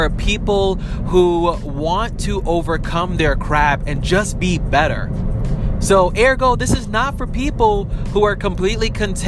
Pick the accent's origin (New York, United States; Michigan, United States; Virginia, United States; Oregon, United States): New York, United States; New York City; I was born and raised in New York City.